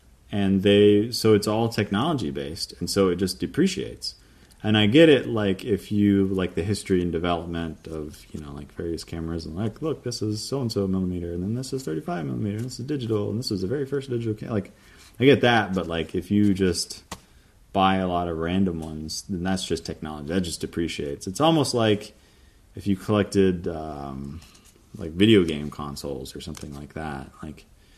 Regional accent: the South, United States; I'm from the South, y'all.

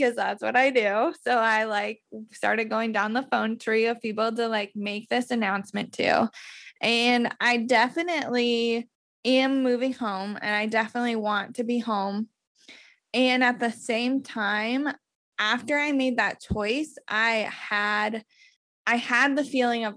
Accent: Iowa, United States; now in Portland, United States; move home to Iowa

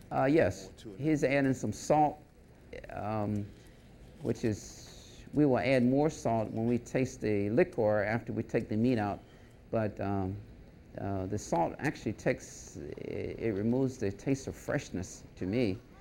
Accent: San Domingo, Maryland, United States; moved away as an adult; I'm originally from San Domingo. I was educated here in Wicomico County, attended Salisbury High School

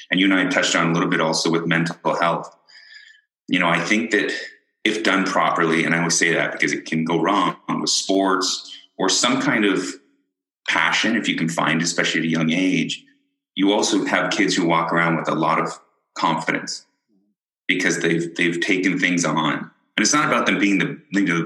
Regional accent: Ireland; born there; I was born in Ireland.

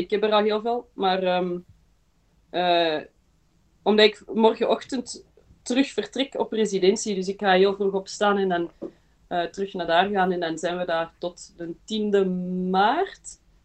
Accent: Belgium; also born or lived in Berlin, Germany / Antwerp; ik ben eh, geboren in Berlijn en mijn ouders zijn vandaar. Ehm, maar wij zijn verhuisd naar België voor mijn vader zijn eh, job. Ehm, en dan heeft ons mama ons naar de Belgische kleuterklas gestuurd. Dus we hebben gewoon Nederlands geleerd

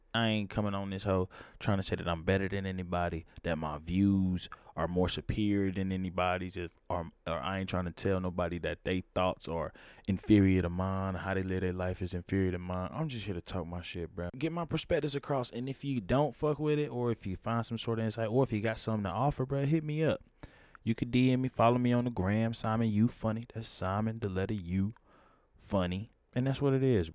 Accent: Atlanta, Georgia, United States; I'm from Atlanta

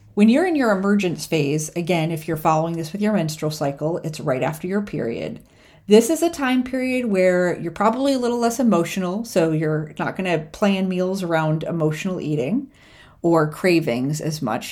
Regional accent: New York, United States; moved away; also born or lived in Austin, Texas; growing up in New York

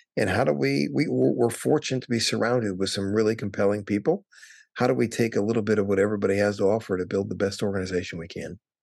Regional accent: Wisconsin, United States; moved away as an adult; also born or lived in California; now in Washington, D.C., United States; I grew up in Wisconsin

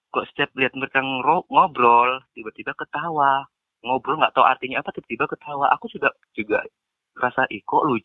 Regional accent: Medan, North Sumatra, Indonesia; Aku berasal dari kota Medan

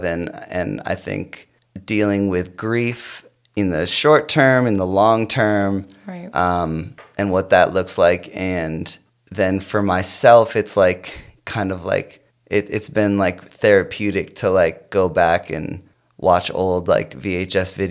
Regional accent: South Portland, Maine, United States; moved away as an adult; also born or lived in Chicago; now in Los Angeles, United States; I grew up in South Portland, Maine

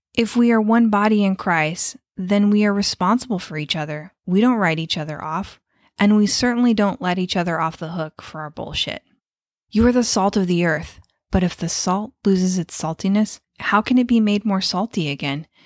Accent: United States; We are American

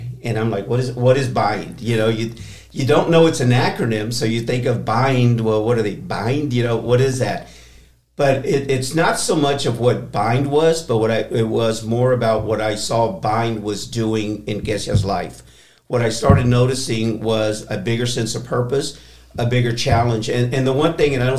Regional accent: Texas, United States; moved away as an adult; also born or lived in San Diego, California / Houston, Texas / Corpus Christi, Texas / Austin, Texas; I'm born and raised in Texas

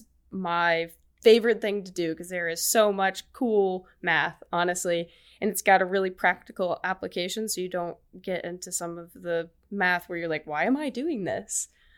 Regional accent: Birmingham, Alabama, United States

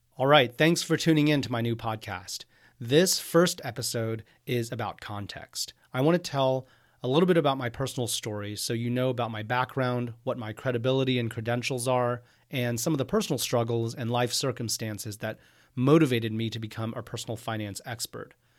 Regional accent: Houston, Texas, United States; moved away as an adult; also born or lived in Austin, Texas / Cambridge, Massachusetts / New York City; I am from Houston, Texas. I grew up there.

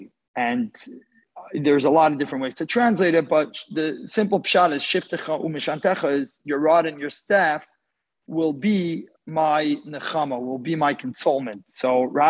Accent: Houston, Texas, United States; I'm from Houston, Texas.

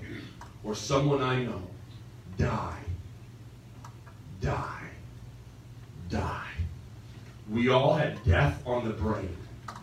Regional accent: United States; I'm American

